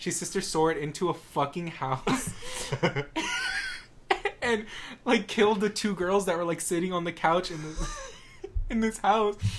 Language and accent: English; El Paso, Texas, United States; I'm from El Paso